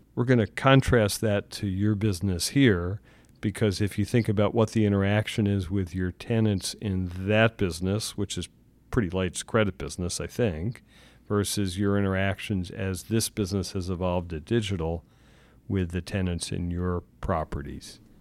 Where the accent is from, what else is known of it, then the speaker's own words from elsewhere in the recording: Philadelphia, Pennsylvania, United States; I'm from Philly